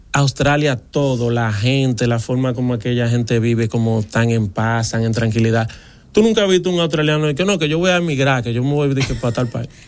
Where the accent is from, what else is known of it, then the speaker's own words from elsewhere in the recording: Dominican Republic; yo, un dominicano